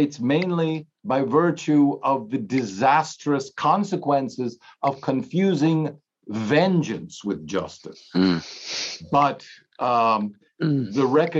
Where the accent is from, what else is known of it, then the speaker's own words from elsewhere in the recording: Germany; moved away; I grew up, I'm just over 60, but I grew up in Europe, in Germany